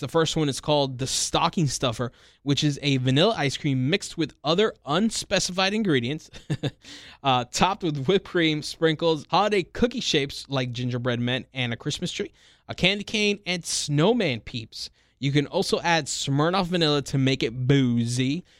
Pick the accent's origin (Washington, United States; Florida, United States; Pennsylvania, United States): Florida, United States; Miami; born and raised in Miami, just like me